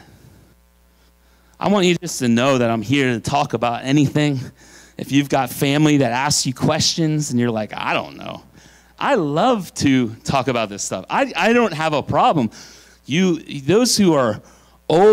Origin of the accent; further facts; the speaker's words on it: Pennsylvania, United States; I'm from Pennsylvania